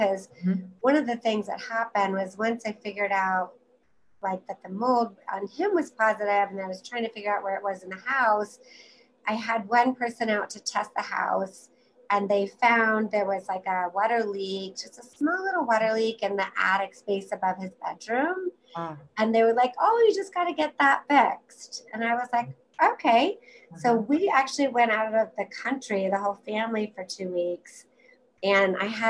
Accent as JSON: {"language": "English", "region": "Virginia", "country": "United States", "said": "I'm from Virginia, so a very Lyme endemic region"}